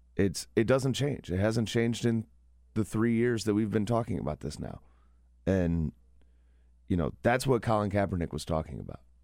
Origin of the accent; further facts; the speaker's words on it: Kentucky, United States; moved away; my home state, where I went to college, in that district